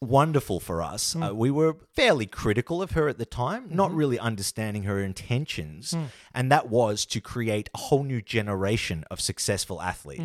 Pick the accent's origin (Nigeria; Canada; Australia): Australia; as an Australian public